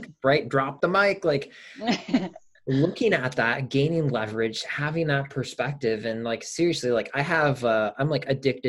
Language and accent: English; Michigan, United States; I'm from Michigan.